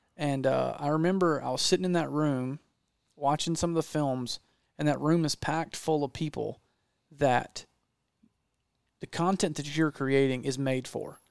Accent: Georgia, United States; I'm not from Texas. I'm from Georgia.

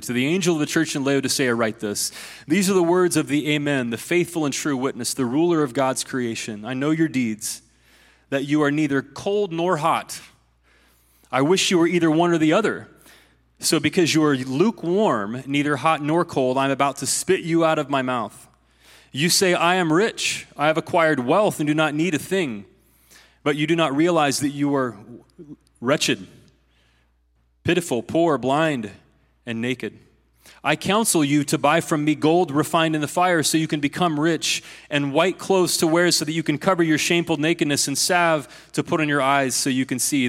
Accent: Ohio, United States; my home state of Ohio

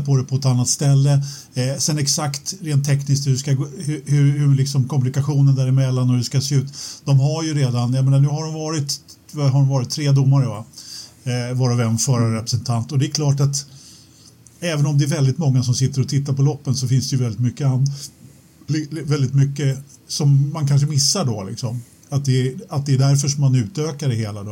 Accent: Sweden; jag, som svensk

